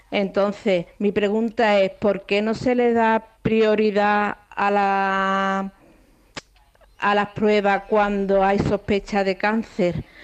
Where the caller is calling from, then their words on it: El Puerto de Santa María, Andalusia, Spain; Buenas tardes, mm … de Puerto Santa María.